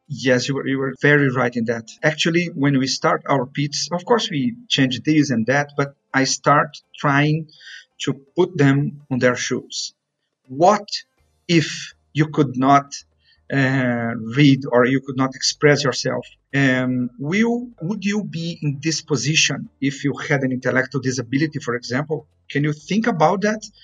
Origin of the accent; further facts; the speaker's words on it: Brazil; moved away; my hometown in Brazil